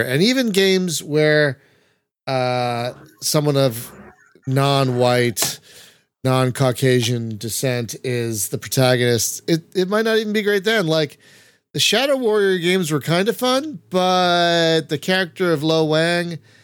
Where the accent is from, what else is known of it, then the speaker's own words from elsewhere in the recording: United States; as an American